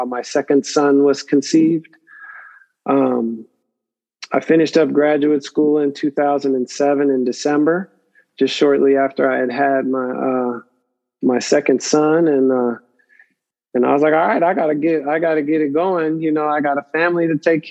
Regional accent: Pittsburgh, Pennsylvania, United States; also born or lived in Benicia, California / San Diego, California; now in Oakland, United States; I come from Pittsburgh, Pennsylvania. So the Bay was new to me in 85

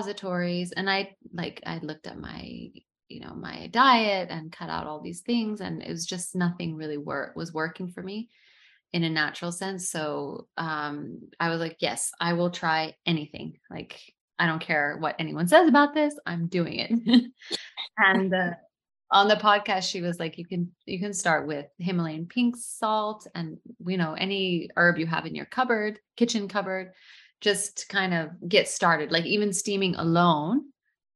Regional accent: United States; moved away as an adult; now in Dubai, United Arab Emirates; I'm American, first generation American

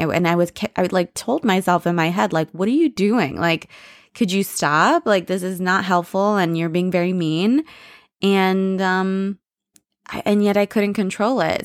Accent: United States; I'm very American. You know, I'm more American than anything else

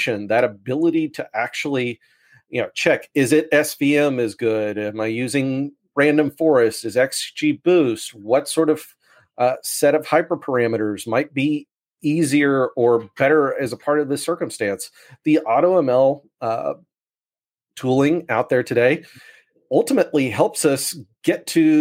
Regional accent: United States; accent: American; now in Sydney, Australia

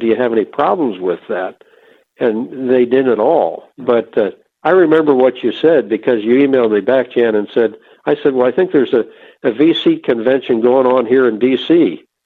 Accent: outside of Philadelphia, Pennsylvania, United States; also born or lived in Ohio; I grew up outside of Philadelphia, Pennsylvania

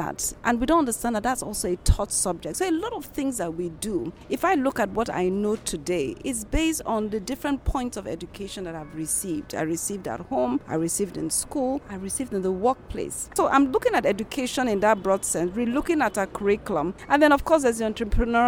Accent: Lagos, Nigeria; also born or lived in Benin City; Now, I'm from Benin, for example, but I grew up all my life in Lagos. I went to school in Lagos.

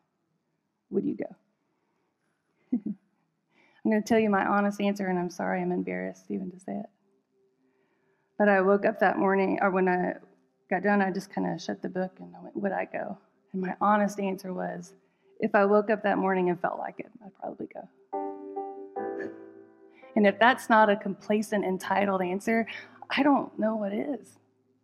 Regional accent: United States; especially as an American

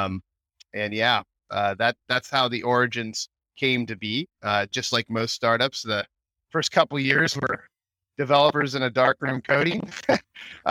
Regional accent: Bay Area, California, United States; moved away as an adult; now in Austin, United States; a Bay Area transplant, as they say out here

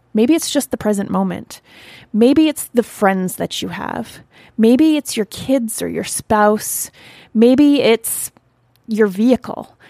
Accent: Canada; I'm from Canada

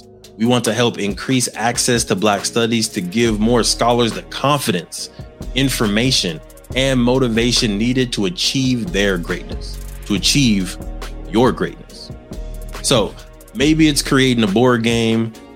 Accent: Los Angeles, California, United States; I grew up in the San Fernando Valley of California, Southern California, right outside of Los Angeles

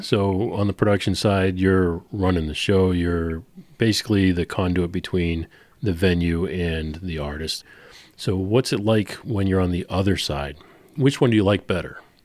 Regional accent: Boston, Massachusetts, United States; I am a Bostonian through and through

